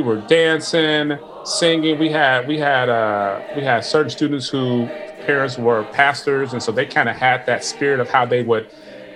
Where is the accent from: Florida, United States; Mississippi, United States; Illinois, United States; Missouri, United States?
Illinois, United States; Chicago; when I grew up in Chicago, I was on the South Side of Chicago.